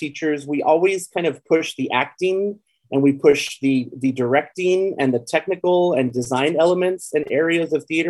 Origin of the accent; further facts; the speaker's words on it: El Paso, Texas, United States; also born or lived in San Antonio, Texas; now in Austin, United States; I was born and raised in El Paso, Texas, on the border with Juarez, Mexico. I left El Paso in about 1995, 1996